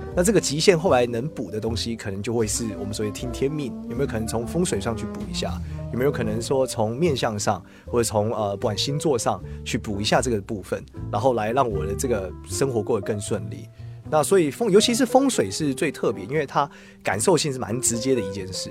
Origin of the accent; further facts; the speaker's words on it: Taiwan; 我是来自于台湾